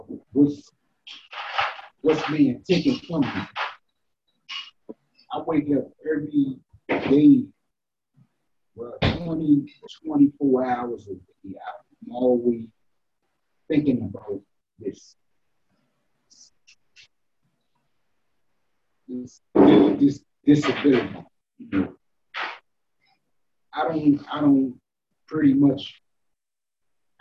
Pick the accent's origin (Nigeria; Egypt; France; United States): United States; Washington, District of Columbia; also born or lived in Orange Street, Southeast; I was born and raised in Potomac